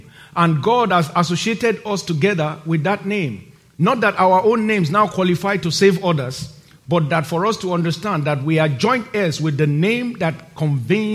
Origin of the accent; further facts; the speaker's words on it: Nigeria; moved away as an adult; my home country, Nigeria. Now, when I'm going home to Nigeria and I get to the airport and I'm about to cross immigration, like every other person who lives there and was born there like me